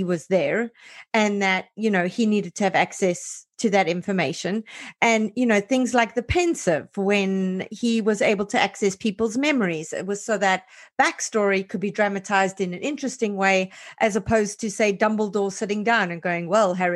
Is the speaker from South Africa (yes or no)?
yes; South Africa; as a South African